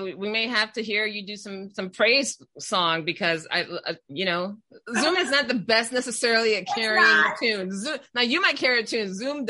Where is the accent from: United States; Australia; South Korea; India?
United States; But I'm American by passport and I think upbringing.